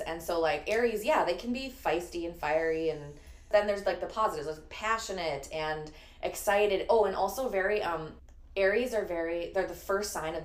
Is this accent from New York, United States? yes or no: no; Chicago, Illinois, United States; I'm born and raised in Chicago